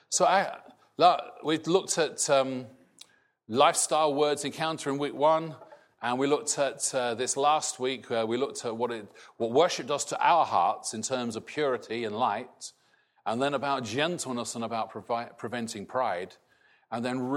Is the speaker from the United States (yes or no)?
no; Scotland, United Kingdom; now in England; I am British, not Scottish. I will never be English. {S255} {S0} but I now have a different identity, really, from what I grew up with. That, as I'm in this country and not Scotland, changes my outlook